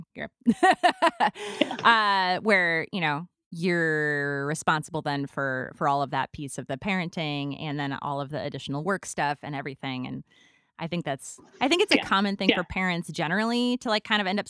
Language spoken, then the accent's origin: English; Midwest, United States; as a Midwesterner